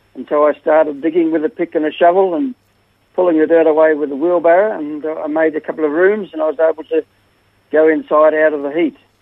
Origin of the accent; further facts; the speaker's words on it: Melbourne, Victoria, Australia; moved away; also born or lived in West Gippsland / South Australia; Melbourne, and uh, we lived in a few places after that uh, West Gippsland, and then, then we came to South Australia